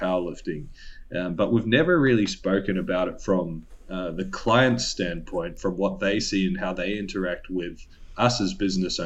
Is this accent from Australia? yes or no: yes; Woodridge, Queensland, Australia; moved away; I'm from Woodridge